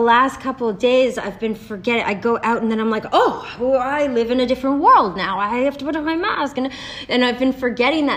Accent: Canada; now in Los Angeles, United States; I'm Canadian and I'm an actor

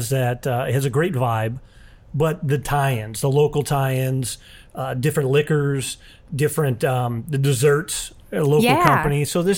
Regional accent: St. Louis, Missouri, United States; I grew up in St. Louis

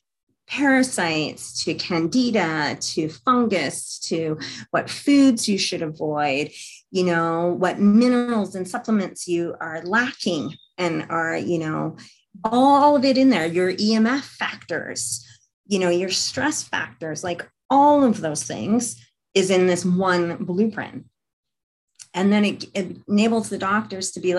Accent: Canada; as I'm Canadian

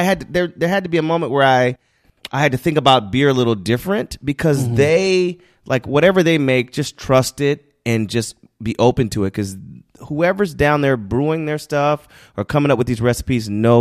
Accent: the South, United States; I grew up in the South, like with a lot of fundamental Christians, and they act like alcohol is, oh, we can't, you know, it's like I grew up in a dry parish.

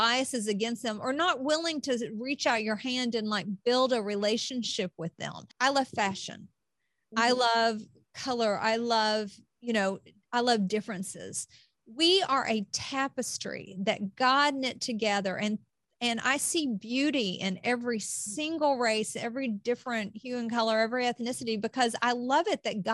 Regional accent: Appalachia, United States; I grew up in Appalachia

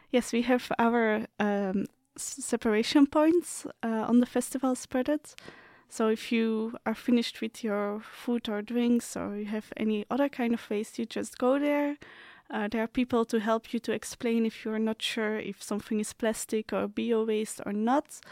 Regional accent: Belgium; moved away as an adult; now in Slovakia; I'm coming from Belgium

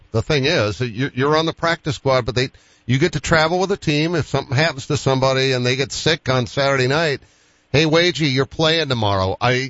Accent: Boston, Massachusetts, United States; I'm from Boston.

